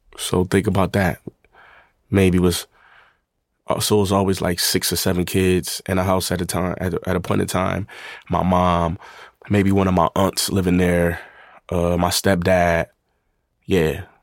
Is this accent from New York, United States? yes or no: yes; Buffalo, New York, United States; born or raised there; also born or lived in Atlanta, Georgia